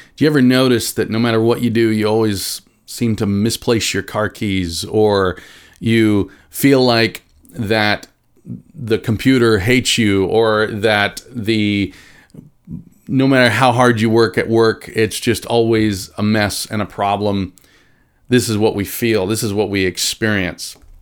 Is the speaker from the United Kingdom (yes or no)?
no; Nebraska, United States; now in Branson, United States; I grew up in Nebraska